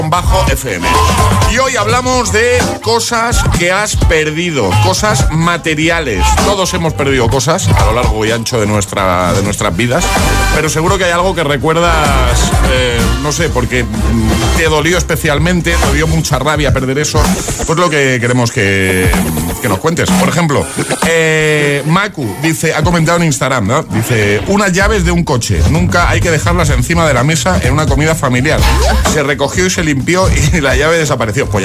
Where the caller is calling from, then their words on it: Almàssera, Valencian Community, Spain; de Valencia. Hola, José. Bueno, desde Almácera, Valencia.